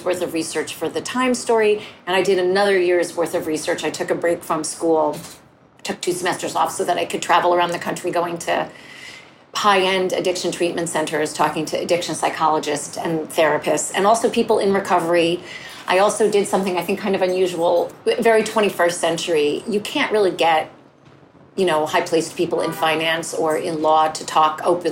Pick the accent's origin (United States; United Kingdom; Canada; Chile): United States; northern New Jersey; also born or lived in The Bronx, New York; My family was Jewish and we lived in northern New Jersey